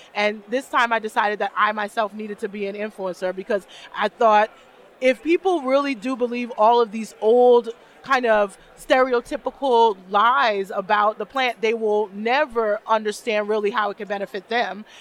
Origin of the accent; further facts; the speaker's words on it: New York City, New York, United States; moved away as an adult; also born or lived in New Jersey / Arizona / San Diego, California; now in Buffalo, United States; I'm from Brooklyn, so I'm a New York girl. I'm Brooklyn born